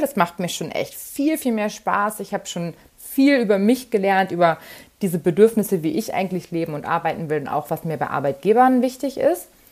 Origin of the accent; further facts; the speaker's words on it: near Wolfsburg, Lower Saxony, Germany; ich komme aus der Nähe von Wolfsburg und alle waren bei uns im Konzern